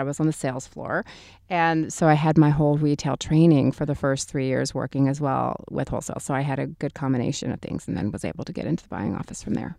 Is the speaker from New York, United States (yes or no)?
no; Texas, United States; moved away; also born or lived in Hollywood, California / Mexico City, Mexico; having grown up in Texas at the time that I was raised in Texas